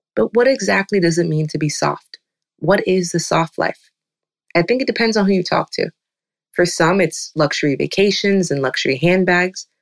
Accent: the South, United States; I'm African, I'm also from the South

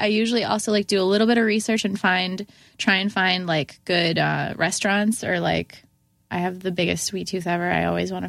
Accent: Syracuse, New York, United States; I'm from Syracuse.

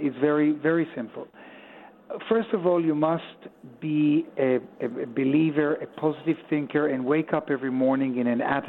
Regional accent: Tel Aviv, Tel Aviv District, Israel; moved away as an adult; also born or lived in Sonning-on-Thames, England; You remember I was born here in Tel Aviv.

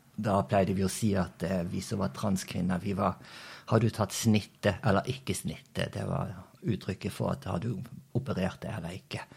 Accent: Os, Vestland, Norway; born or raised there; moved away as an adult; also born or lived in Brazil / Bergen / Indonesia / Turkey; now in Spain

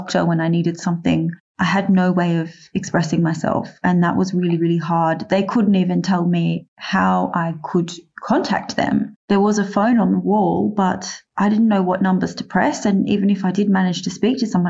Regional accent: Australia; being an Australian

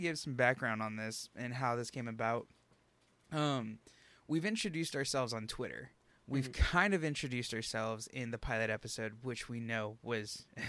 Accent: San Antonio, Texas, United States; I'm originally from San Antonio.

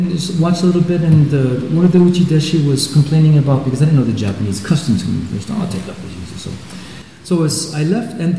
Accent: Basel, Basel-Stadt, Switzerland; Well, I'm from Basel, Switzerland

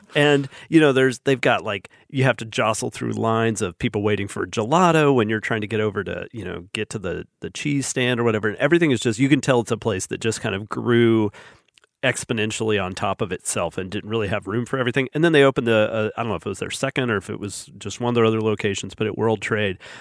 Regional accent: Huntsville, Alabama, United States; someone from Huntsville

